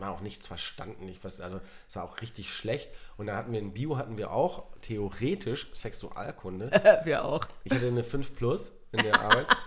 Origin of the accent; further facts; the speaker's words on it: North Sea coast, Germany; moved away; ich bin ja an der, an der Nordsee ähm, aufgewachsen